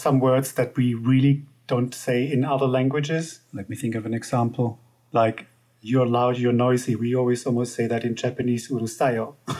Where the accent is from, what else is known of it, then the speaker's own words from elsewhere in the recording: Germany; accent: German; first language German; English is a second language; moved away as an adult; now in United Kingdom; you might hear from my accent that I'm from Germany, and I've lived in the UK since 2006, so over 15 years.